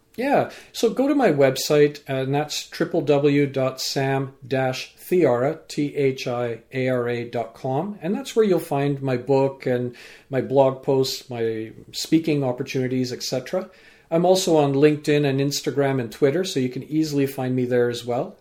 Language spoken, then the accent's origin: English; Vancouver, British Columbia, Canada; also born or lived in England; growing up in, uh, Vancouver, so I'm a British-born Canadian with parents from Fiji and grandparents